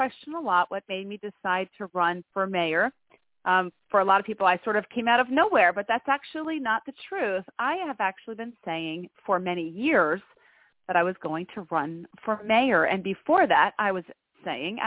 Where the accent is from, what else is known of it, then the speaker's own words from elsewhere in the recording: Greenville, New York, United States; now in Albany, United States; I'm actually from a little pocket town south of here called Greenville. That's where I went to high school